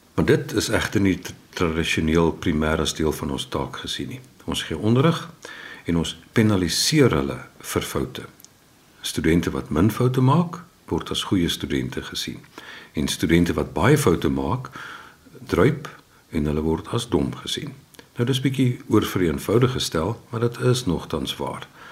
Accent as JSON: {"language": "Afrikaans", "town": "Windhoek", "region": "Khomas", "country": "Namibia", "tie": "born or raised there", "also_born_or_lived": "Keimoes, South Africa", "said": "Ek is in Keimus gebore en toe is in Windhoek"}